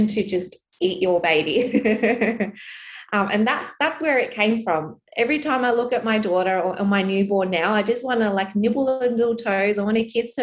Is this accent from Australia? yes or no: yes; Australia; an Australian, Asian migrant, second generation migrant family